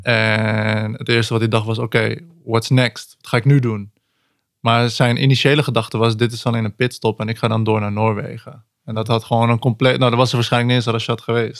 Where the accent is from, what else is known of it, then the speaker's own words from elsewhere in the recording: Netherlands; ik, ben gewoon hier geboren, ik ben gewoon Nederlands